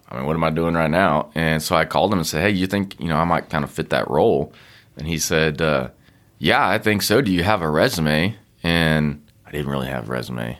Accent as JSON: {"language": "English", "town": "Austin", "region": "Texas", "country": "United States", "tie": "born or raised there", "said": "I grew up in Austin"}